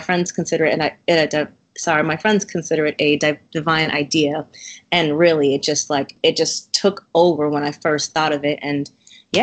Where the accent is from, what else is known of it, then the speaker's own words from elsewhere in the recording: Massachusetts, United States; moved away as an adult; also born or lived in Cambridge / Waltham / Newton / Boston; now in Baltimore, United States; I am actually from Massachusetts. I have lived in Cambridge, Waltham, Newton